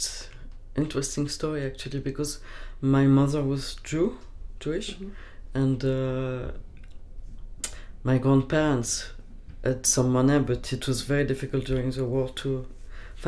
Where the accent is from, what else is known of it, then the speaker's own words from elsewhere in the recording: Paris, Île-de-France, France; I was lucky enough to be born in a nice clinic, and I grew up in Paris